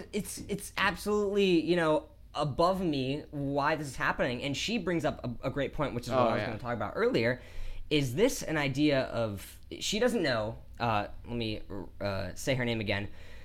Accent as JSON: {"language": "English", "region": "Ohio", "country": "United States", "said": "I'm from Ohio"}